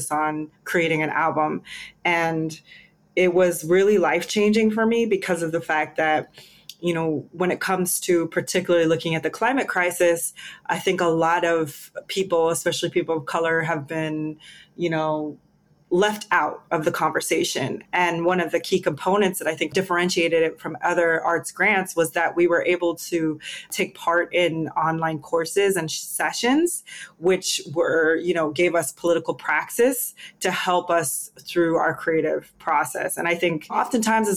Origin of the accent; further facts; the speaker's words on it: Seattle, Washington, United States; moved away as an adult; now in Oakland, United States; I was born and raised in Seattle, Washington, in the city of Seattle. I grew up on Capitol Hill